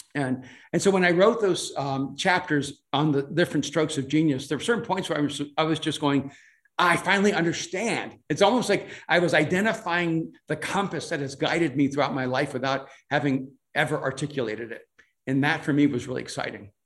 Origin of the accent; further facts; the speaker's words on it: El Salvador; English is a second language; now in United States; I'm from El Salvador, so English is my second language